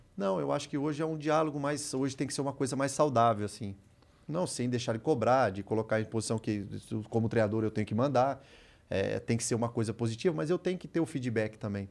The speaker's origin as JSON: {"language": "Portuguese", "town": "Iracemápolis", "region": "São Paulo", "country": "Brazil", "also_born_or_lived": "Santos / Rio de Janeiro / Ukraine / England", "moved": "yes", "said": "Saí lá de Iracemápolis"}